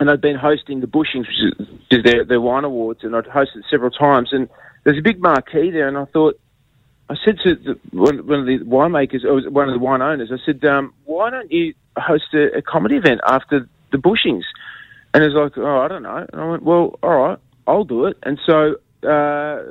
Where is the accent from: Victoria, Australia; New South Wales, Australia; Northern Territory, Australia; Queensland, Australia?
Victoria, Australia; Melbourne; now in Sydney, Australia; I'm originally from Melbourne, but I live in Sydney.